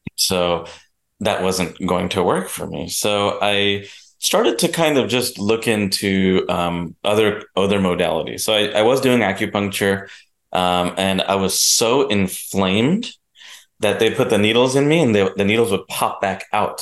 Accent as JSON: {"language": "English", "region": "New Jersey", "country": "United States", "tie": "born or raised there", "said": "I was born and raised in New Jersey"}